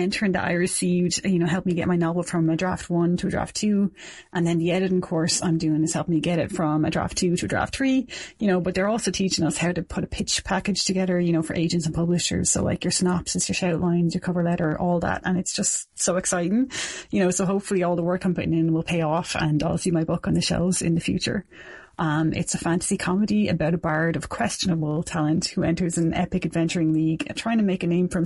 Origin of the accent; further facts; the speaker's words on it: Dublin, Leinster, Ireland; moved away as an adult; also born or lived in South Kilkenny; now in Kilkenny, Ireland; I'm from Dublin originally, but I've been living in South Kilkenny for 7 years now.